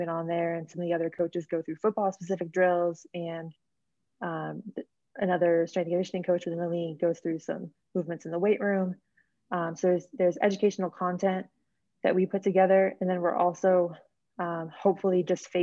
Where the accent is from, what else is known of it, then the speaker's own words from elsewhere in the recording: Phoenix, Arizona, United States; also born or lived in San Diego, California; now in Denver, United States; I'm from Phoenix, Arizona, originally